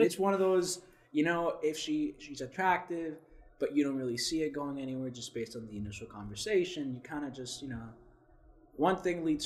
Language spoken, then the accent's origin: English; South Florida, United States; I'm from South Florida.